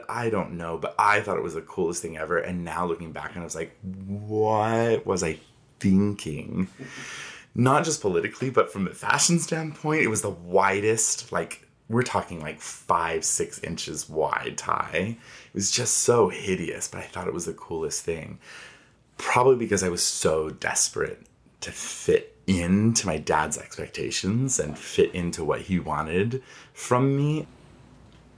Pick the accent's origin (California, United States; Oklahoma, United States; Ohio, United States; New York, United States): California, United States; Inland Empire; moved away; also born or lived in Idaho; I grew up in California in this fun little center of the triangle between Palm Springs, Los Angeles, and San Diego called the Inland Empire.